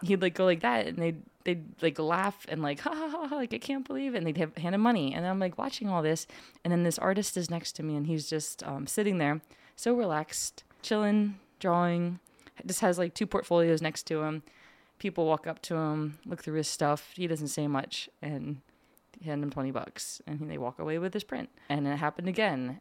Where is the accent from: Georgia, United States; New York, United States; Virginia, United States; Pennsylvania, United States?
Pennsylvania, United States; Lebanon; moved away as an adult; born and raised in Lupnan, P A. And I went to Cedarcrest